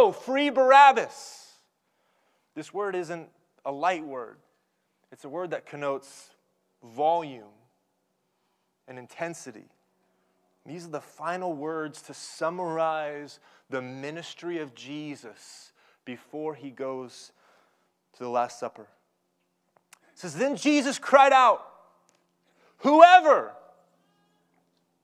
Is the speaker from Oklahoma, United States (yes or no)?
yes; Oklahoma, United States; growing up in Oklahoma, I have a bedroom upstairs, and it's surrounded by trees